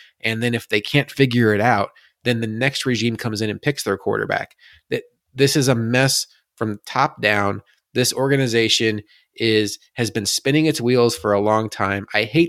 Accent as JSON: {"language": "English", "region": "Midwest", "country": "United States", "said": "I'm from the Midwest"}